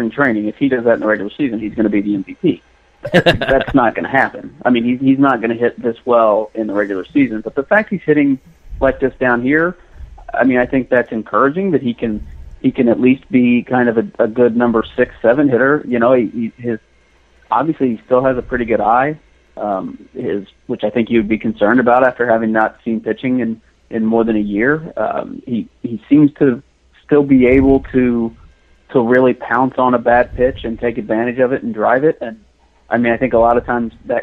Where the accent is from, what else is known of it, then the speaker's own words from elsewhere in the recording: Missouri, United States; moved away; I grew up in Missouri. I think for my friends back home in Missouri